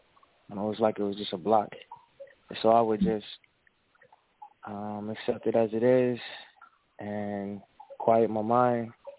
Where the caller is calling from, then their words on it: Houston, Texas, United States; I'm calling from Houston, Texas.